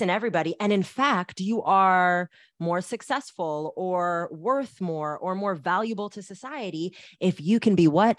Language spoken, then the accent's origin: English; Bay Area, California, United States; I grew up in the Bay Area where that's not part of our music culture.